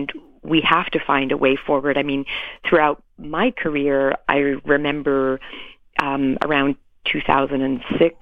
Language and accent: English; Canada; also born or lived in England; now in United States; I was born in England. I grew up in Canada. Now I live in the U.S.